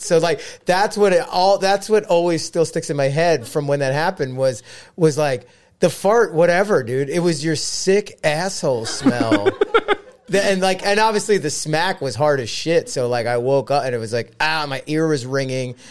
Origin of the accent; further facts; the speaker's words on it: Philadelphia, Pennsylvania, United States; I grew up here in Philly